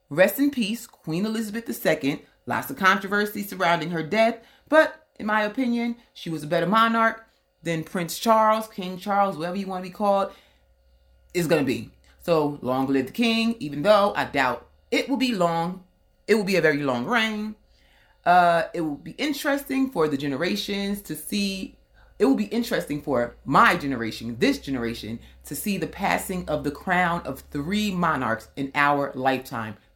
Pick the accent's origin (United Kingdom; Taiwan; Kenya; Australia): Kenya; I have a fear of people not knowing that I'm Kenyan. As long as I don't speak, they think I'm Kenyan.